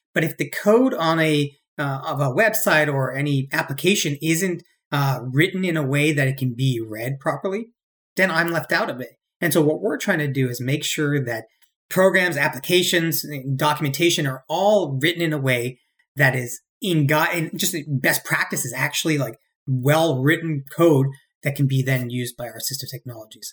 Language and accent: English; Cary, North Carolina, United States; moved away as an adult; also born or lived in Virginia / Bangalore, India / New York; I'm born and raised in Cary, North Carolina